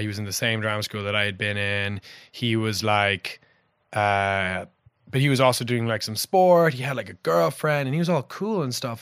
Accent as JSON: {"language": "English", "town": "Passage West", "region": "Munster", "country": "Ireland", "tie": "born or raised there", "said": "I grew up in Passage West."}